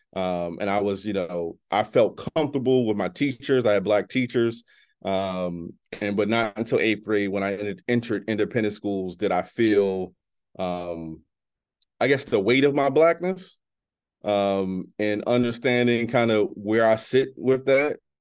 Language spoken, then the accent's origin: English; Baltimore, Maryland, United States; moved away as an adult; also born or lived in Exton, Pennsylvania; I'm originally from Baltimore, as I mentioned before. Um, my mom was a single parent